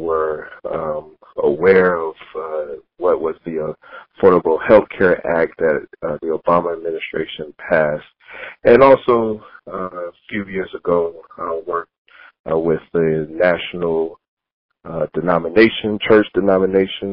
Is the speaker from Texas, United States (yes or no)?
no; Knoxville, Tennessee, United States; moved away as an adult; also born or lived in Philadelphia / Washington, D.C.; I grew up in Mount Zion Baptist Church in Knoxville, Tennessee